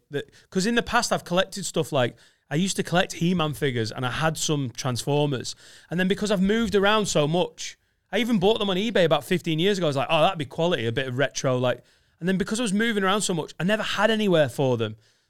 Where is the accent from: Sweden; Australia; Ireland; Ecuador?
Australia; also born or lived in Italy; Yeah, I was raised in Australia. That's where I got my boomerang. And then my mum was like, right, we're moving to Italy because you're so good at tennis.